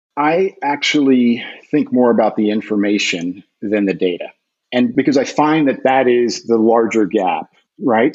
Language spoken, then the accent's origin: English; United States; I'm an American soccer player, an American soccer coach